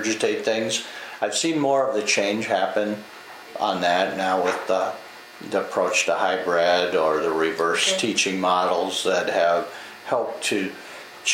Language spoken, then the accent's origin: English; Northwest Minnesota, United States; I grew up in Northwest Minnesota as part of the Sugar Beet.